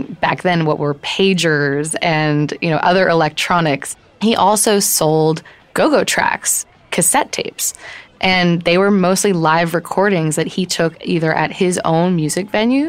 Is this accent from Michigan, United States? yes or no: no; New York, United States; now in Washington, D.C., United States; I'm from New York